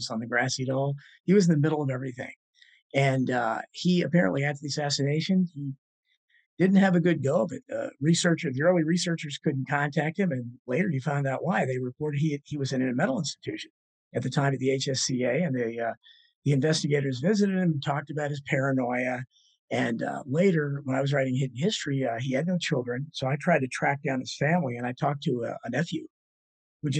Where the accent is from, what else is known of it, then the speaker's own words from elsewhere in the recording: United States; Washington Post, especially my hometown newspaper